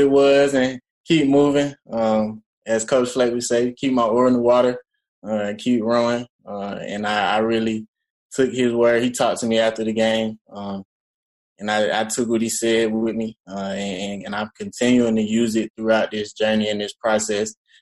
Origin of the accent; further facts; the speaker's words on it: Georgia, United States; moved away as an adult; also born or lived in Minnesota; I immediately came back home to Georgia, started training with Chip Smith up in Lawrenceville, Georgia, where I'm from Georgia